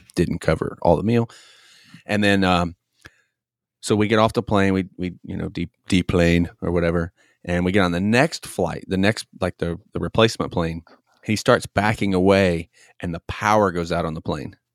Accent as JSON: {"language": "English", "region": "Tennessee", "country": "United States", "tie": "born or raised there", "said": "I grew up in Tennessee"}